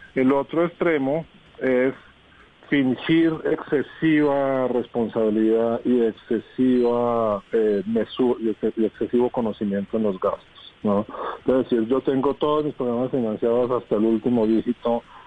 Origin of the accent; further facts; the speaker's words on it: Colombia; nosotros eh, como colombianos